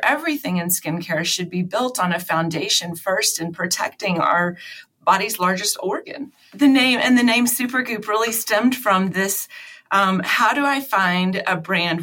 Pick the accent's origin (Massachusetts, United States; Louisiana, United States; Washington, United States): Louisiana, United States; Baton Rouge; moved away as an adult; also born or lived in Dallas, Texas; I'm from Baton Rouge, Louisiana. My parents both still live there. Um, after college, I moved to Dallas.